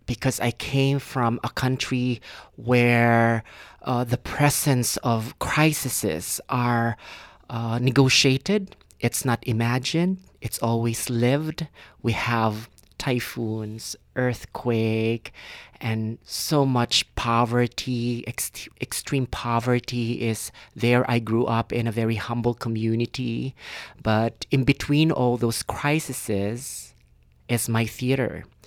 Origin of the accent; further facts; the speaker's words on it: Philippines; moved away as an adult; now in Canada; I was born and raised in the Philippines